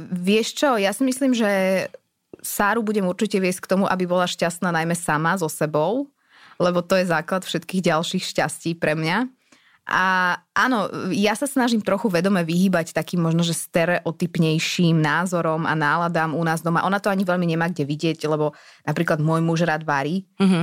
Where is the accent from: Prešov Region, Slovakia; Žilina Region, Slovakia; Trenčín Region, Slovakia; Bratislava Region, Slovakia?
Bratislava Region, Slovakia; Bratislava; som z Bratislavy